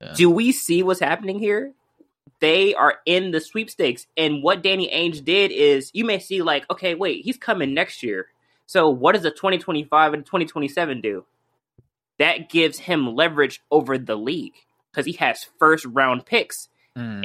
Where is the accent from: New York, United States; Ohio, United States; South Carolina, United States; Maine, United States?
Ohio, United States; Cleveland; born and raised in Cleveland, Ohio